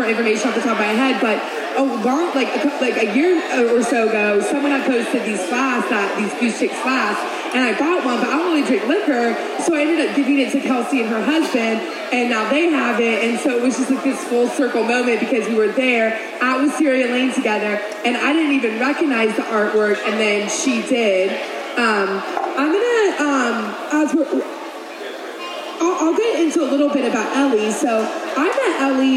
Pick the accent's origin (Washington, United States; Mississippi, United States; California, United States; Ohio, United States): Ohio, United States; because I'm from Ohio.